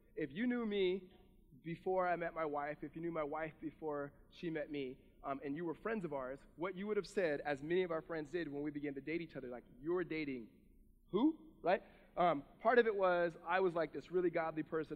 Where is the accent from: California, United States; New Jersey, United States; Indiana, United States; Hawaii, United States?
California, United States; Southern; I'm from Southern California